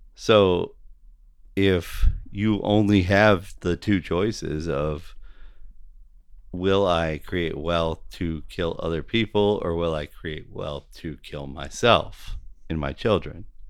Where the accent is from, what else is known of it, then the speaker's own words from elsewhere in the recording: United States; I'm an American